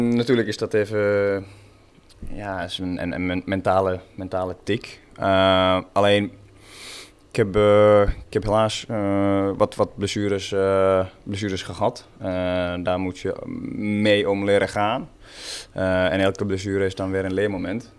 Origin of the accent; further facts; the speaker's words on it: Porvoo, Uusimaa, Finland; first language Swedish; Dutch is a second language; now in Netherlands; Porvo, waar ik vandaan kom, eh, ligt eh, ongeveer een eh, ja, half uurtje, 40 minuutjes van, van Helsinki